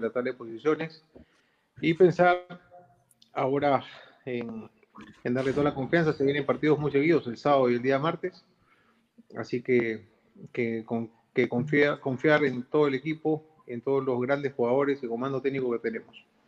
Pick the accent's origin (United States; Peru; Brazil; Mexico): Peru; como peruano, como dirigente